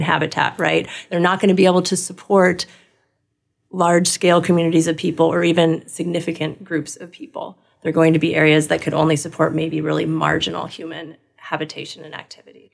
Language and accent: English; Los Angeles, California, United States; moved away as an adult; also born or lived in New York; now in Wisconsin, United States; I grew up in Southern California, Los Angeles